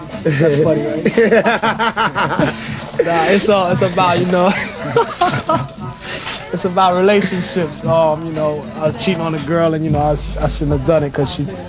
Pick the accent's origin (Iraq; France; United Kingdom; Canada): United Kingdom; England; now in United States; I was born in England. I came over here in, like, 76.